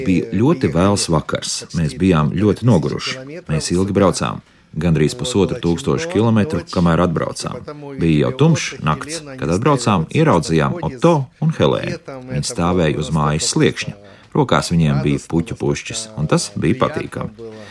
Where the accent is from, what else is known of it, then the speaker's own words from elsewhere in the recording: southern Ukraine, Ukraine; moved away as an adult; now in Jurmala, Latvia; mēs esam no dienvidiem